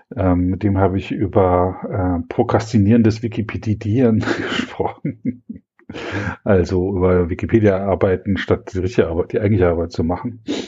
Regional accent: East Germany, Germany; Ich bin in der DDR aufgewachsen

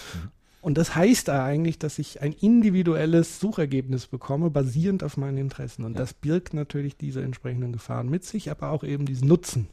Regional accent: North Rhine-Westphalia, Germany; bei uns in Nordrhein-Westfalen

